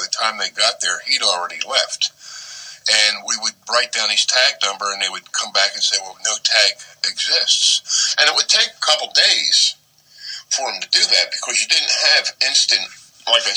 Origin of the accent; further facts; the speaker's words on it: Collingswood, New Jersey, United States; moved away as an adult; also born or lived in Haddon Heights, New Jersey / Haddonfield, New Jersey / Houston, Texas; I was born in Collingswood. My parents moved to Haddon Heights until I was 7. Then we moved to Haddonfield until I was 11